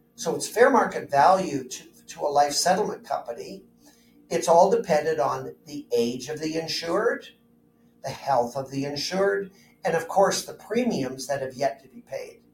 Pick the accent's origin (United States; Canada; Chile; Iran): Canada; Burlington, Ontario; I grew up in Southern Ontario, went to high school in Burlington